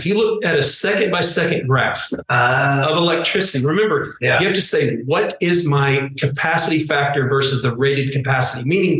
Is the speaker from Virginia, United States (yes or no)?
no; Fort Worth, Texas, United States; moved away as an adult; also born or lived in Los Angeles, California; now in Texas, United States; I was born and raised in Fort Worth.